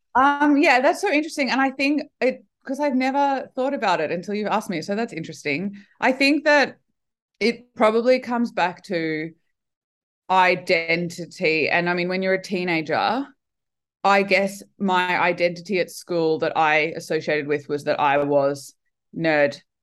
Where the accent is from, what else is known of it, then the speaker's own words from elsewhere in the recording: Brisbane, Queensland, Australia; brisbane winter is not winter now that i've lived other places in the world when i came back i thought oh right our winter's awesome